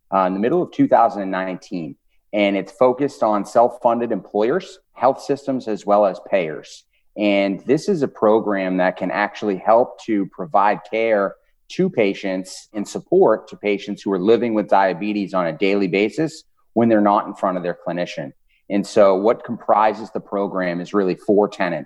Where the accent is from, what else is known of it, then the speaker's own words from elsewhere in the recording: Boston, Massachusetts, United States; now in Indianapolis, United States; If you guys are picking up an accent at all, I am originally from Boston. So I'm a Northeast guy through and through, but I am living in Indianapolis now